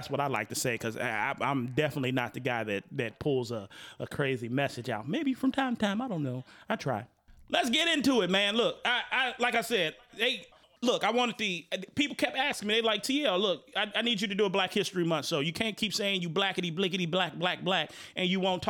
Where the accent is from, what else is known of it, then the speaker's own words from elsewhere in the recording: Chicago, Illinois, United States; also born or lived in Broadview, Illinois; I'm from Chicago. Not only Chicago, I literally lived right across the street from Maywood.